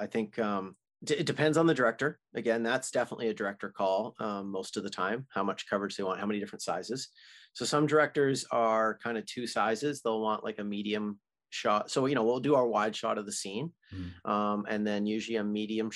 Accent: Canada; as a Canadian boy

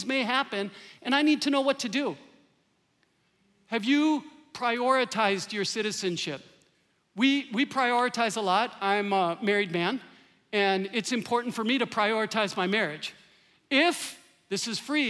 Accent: Green Bay, Wisconsin, United States; now in Minnesota, United States; I grew up in Green Bay, Wisconsin. I could hear Lambeau Field from my backyard

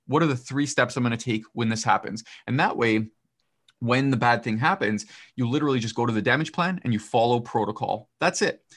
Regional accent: Canada; I'm not American, I'm Canadian

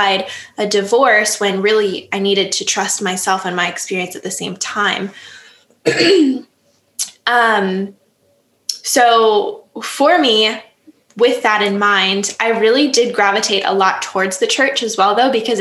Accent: Upper Peninsula of Michigan, United States; now in Lake Geneva, United States; I grew up in the Upper Peninsula of Michigan

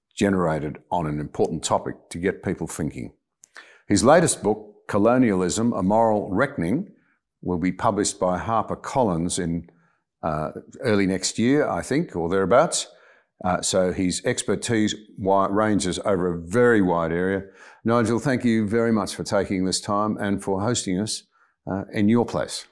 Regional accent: Australia; as an Australian

